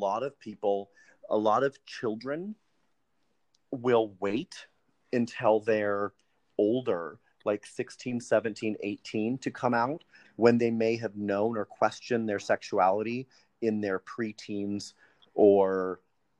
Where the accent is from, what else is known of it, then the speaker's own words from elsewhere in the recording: Montana, United States; I was born and raised in Montana